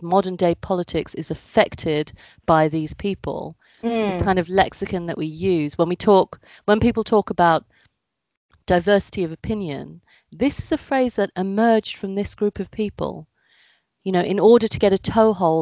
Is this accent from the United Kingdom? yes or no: yes; United Kingdom; I am of Indian heritage. My parents were born in India. I was born in the UK.